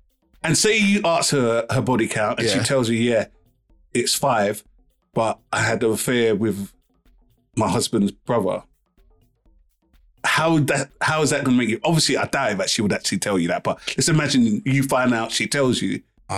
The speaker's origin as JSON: {"language": "English", "region": "London", "country": "United Kingdom"}